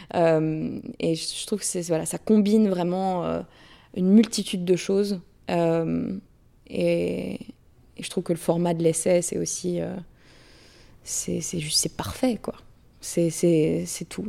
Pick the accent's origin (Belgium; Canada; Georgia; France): France; moved away as an adult; now in United States; je suis partie de la France, enfin, je suis sortie du, du, côté un peu guindé académique mmh. français pour, pour venir aux États-Unis